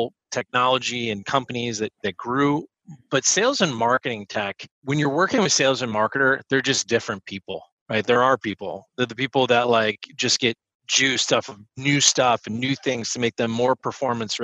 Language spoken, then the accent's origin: English; outside of Philadelphia, Pennsylvania, United States; I grew up outside of Philadelphia